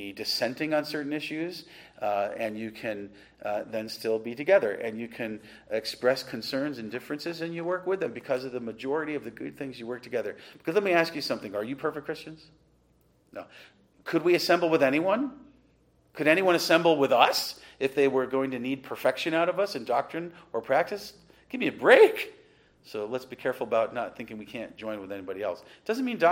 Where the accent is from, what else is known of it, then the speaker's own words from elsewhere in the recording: Western New York, United States; where I grew up in Western New York